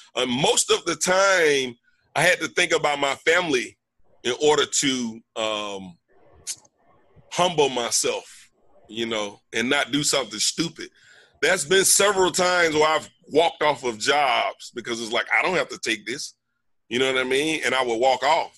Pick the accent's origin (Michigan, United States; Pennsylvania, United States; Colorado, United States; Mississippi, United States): Mississippi, United States; moved away; I'm from Mississippi. I'm from a little small college town.